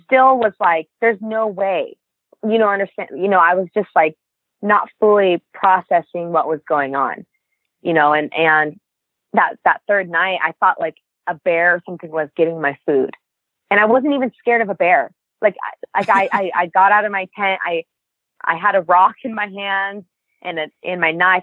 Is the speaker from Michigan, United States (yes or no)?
no; Reno, Nevada, United States; I'm from Reno, Nevada